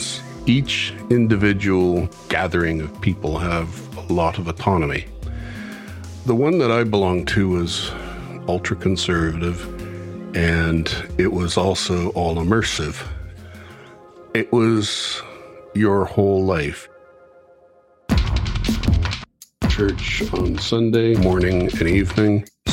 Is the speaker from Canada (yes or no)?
yes; Vancouver, British Columbia, Canada; now in Masterton, New Zealand; I was born in Grace Hospital, Vancouver